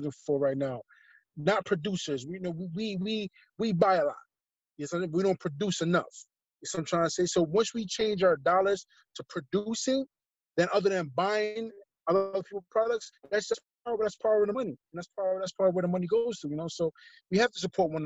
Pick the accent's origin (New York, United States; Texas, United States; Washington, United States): New York, United States; New York City; growing up in New York, growing up in Brooklyn